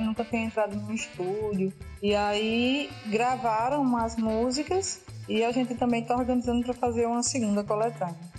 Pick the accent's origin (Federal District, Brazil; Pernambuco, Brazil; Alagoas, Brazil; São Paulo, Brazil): Pernambuco, Brazil; Afogados da Ingazeira; now in Recife, Brazil; eu sou de Afogados na Engazeira